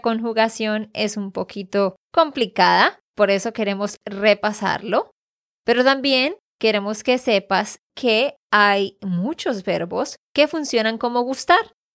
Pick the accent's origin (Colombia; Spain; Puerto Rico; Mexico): Colombia; Santander; de Santander, Colombia